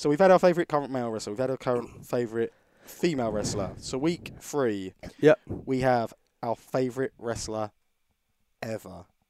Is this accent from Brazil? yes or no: no; United Kingdom; being British